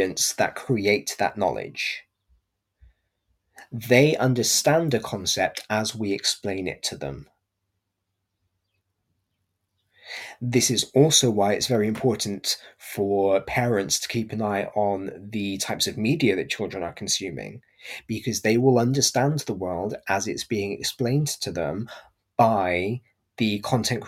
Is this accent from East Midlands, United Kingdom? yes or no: no; Gloucestershire, South West England, United Kingdom; I'm from Gloucestershire, so I quite often will drop the G at the end of my words.